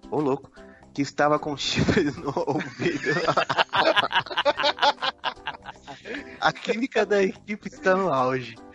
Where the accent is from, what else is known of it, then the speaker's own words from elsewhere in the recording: Brazil; vamos ficar de final boss porque eu sou brasileiro